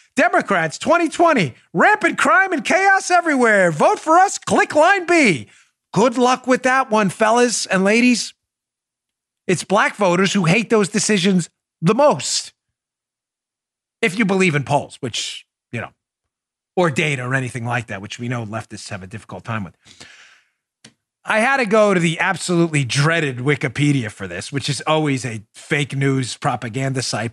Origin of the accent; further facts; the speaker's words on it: New York City, New York, United States; I grew up in New York, New York City. So New York City, uh, Queens, uh, Queens kid for a long time